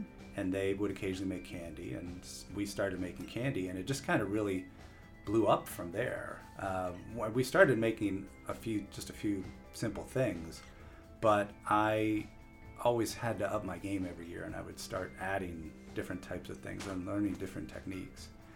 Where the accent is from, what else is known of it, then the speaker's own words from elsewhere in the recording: York, Pennsylvania, United States; I did grow up here. My family's here